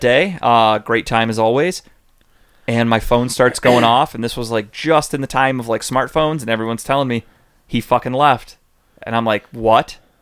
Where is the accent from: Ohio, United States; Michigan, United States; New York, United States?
Ohio, United States; Cleveland; we're from Cleveland